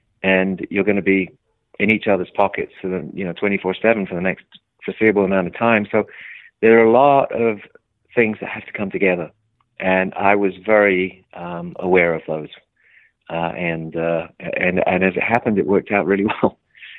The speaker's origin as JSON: {"language": "English", "region": "London", "country": "United Kingdom", "said": "I came from London, which was a very small and very tight music community where everybody knew everybody."}